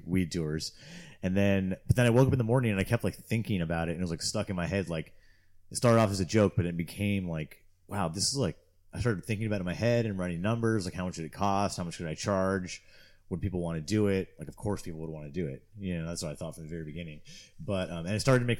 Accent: Torrance, California, United States; moved away as an adult; also born or lived in Quincy, California / Humboldt, California; I grew up in Southern California in Torrance, which is just south of the airport in LA kind of.

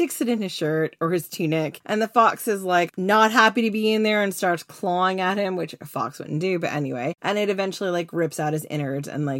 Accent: Long Island, New York, United States; I'm a girl from Long Island

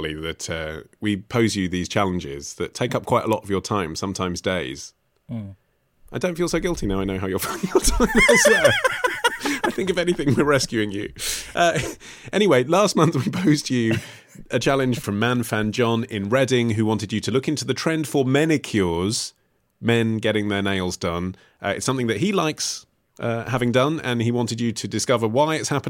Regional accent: Toronto, Ontario, Canada; also born or lived in India / Spain; living in India, Spain, and now back in my hometown, Toronto.

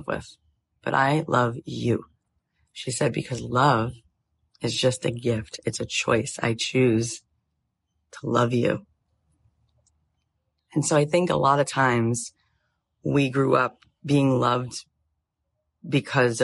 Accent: Florida, United States; moved away as an adult; also born or lived in Jerusalem / Tallahassee, Florida; now in Los Angeles, United States; I grew up in Florida till I was 20

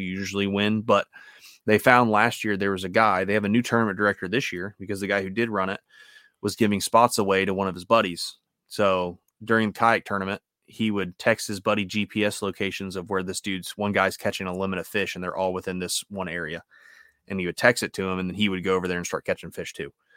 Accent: United States; I'm an American

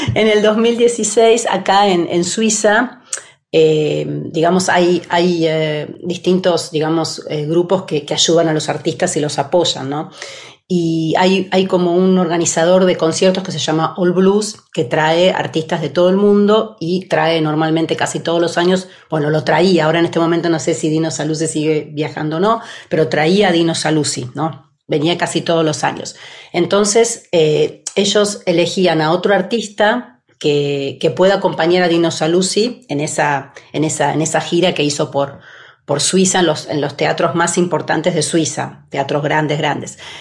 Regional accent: Buenos Aires, Argentina; moved away as an adult; now in Switzerland; la ciudad donde nací, porque soy, de, soy porteña.

